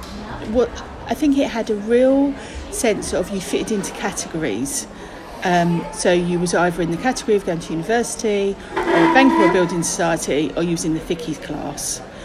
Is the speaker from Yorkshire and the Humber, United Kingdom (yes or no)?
no; London, United Kingdom; accent: Cockney; I was born in Stepney in East London. My parents had come over from Ireland in the 50s